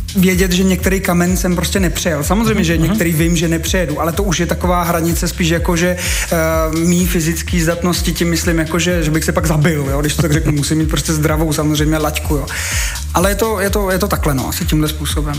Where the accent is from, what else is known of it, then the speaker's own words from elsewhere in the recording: Bohemia, Czechia; also born or lived in České Budějovice; tady u nás v Čechách máme spoustu mistrů